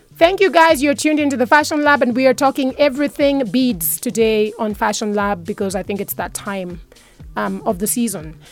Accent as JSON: {"language": "English", "country": "Kenya", "said": "me being proudly Kenyan"}